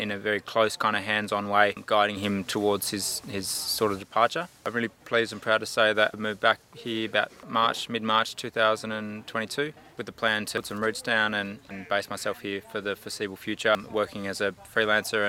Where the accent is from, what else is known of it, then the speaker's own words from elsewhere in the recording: Alice Springs, Northern Territory, Australia; moved away as an adult; also born or lived in Castlemaine / Melbourne; I was born here in Alice Springs and grew up here